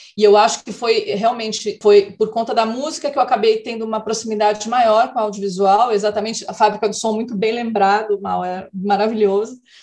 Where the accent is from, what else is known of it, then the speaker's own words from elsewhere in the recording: Casa Branca, São Paulo, Brazil; moved away; como eu morava no interior, a Gazeta não chegava, né? Então, quando eu saí de Casa Branca e fui para São Paulo